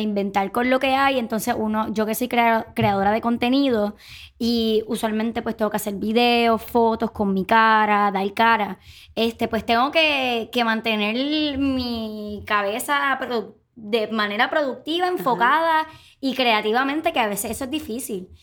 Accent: Puerto Rico

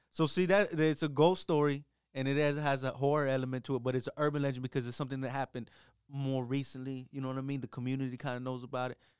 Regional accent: Mission, Texas, United States; I grew up over in Mission

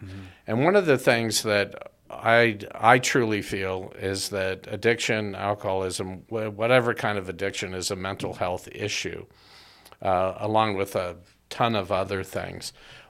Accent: United States; I think that's because you found out I was born and educated in the U.S.

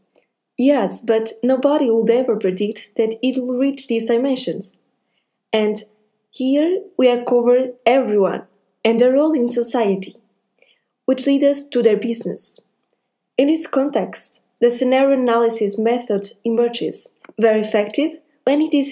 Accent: Portugal; I'm from Portugal

